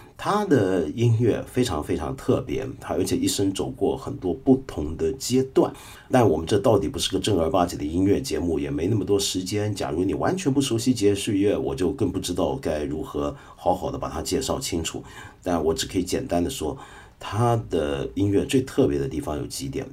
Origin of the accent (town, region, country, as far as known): China